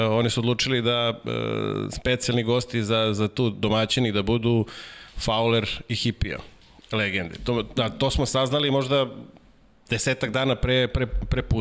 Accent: Serbia; ja, ja Srbije

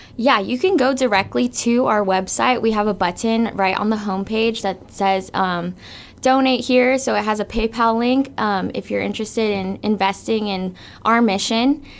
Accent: Guam; I was born and raised here on Guam

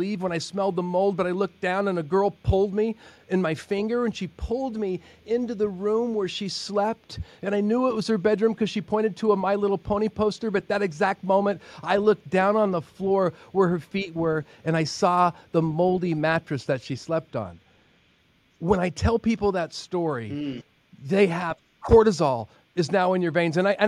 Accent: Oregon, United States; moved away as an adult; Growing up in Oregon

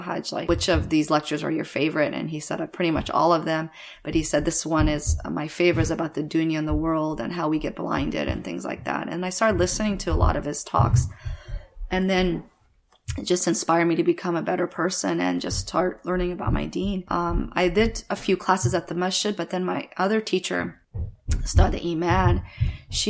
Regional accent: Washington, D.C., Northern Virginia area, United States; also born or lived in Kabul, Afghanistan; We came to America when I was about 3 years old, and we settled in D.C., Washington, D.C., Northern Virginia area

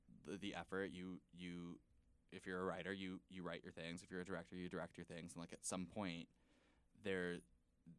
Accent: Miami, Florida, United States; moved away; also born or lived in Dallas, Texas; I'm from Miami originally, but I lived in Dallas.

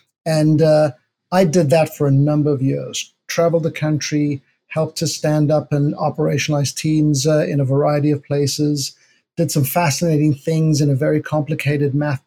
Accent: South Africa; moved away as an adult; also born or lived in New York City; I'm from South Africa.

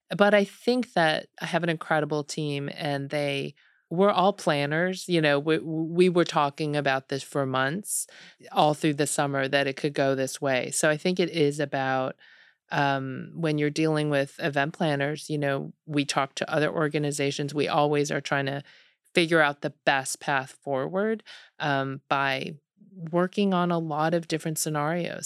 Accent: Buffalo, New York, United States; moved away as an adult; also born or lived in Seoul, South Korea / Ann Arbor, Michigan / Delaware; now in Austin, United States; I grew up in Buffalo.

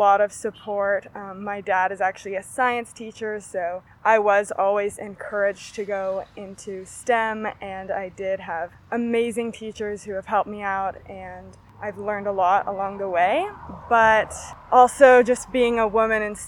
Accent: Grass Valley, California, United States; I grew up in Grass Valley

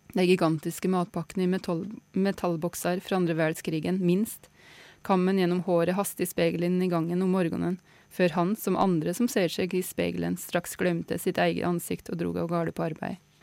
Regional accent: Kvam, Innlandet, Norway; Kvam der jeg er fra sjøl, i Innlandet, i Gudbrandsdalen

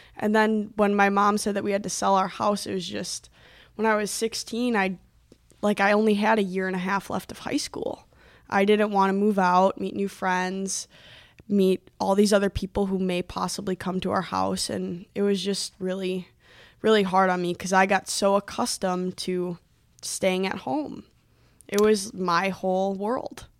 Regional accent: Milwaukee, Wisconsin, United States; moved away as an adult; also born or lived in Illinois; now in Duluth, United States; I was born in Illinois, but we moved to the Metro Milwaukee area when I, when I was about six months old. And I lived in the house, in that house for probably, mm, fifteen, sixteen years

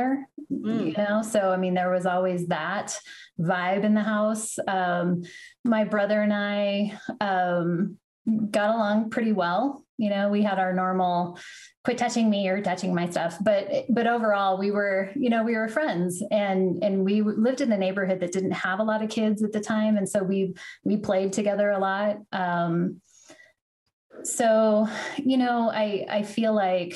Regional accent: Arvada, Colorado, United States; born or raised there; also born or lived in Denver, Colorado

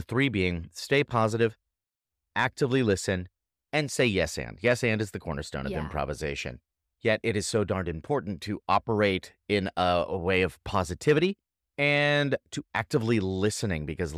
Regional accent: Massachusetts, United States; born there; So here's my story. I was born in Massachusetts, eastern part of America, and went to high school

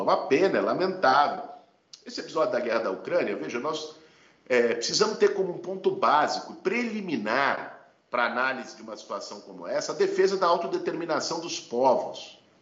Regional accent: São Paulo, Brazil; Eu sou de São Paulo

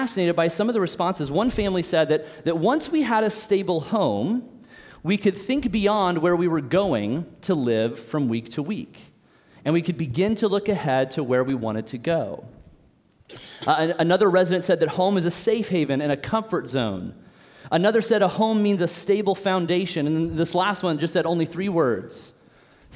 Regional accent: Olathe, Kansas, United States; moved away as an adult; I'm an O-Town original, which means I grew up here in Olathe. I'm born and raised here

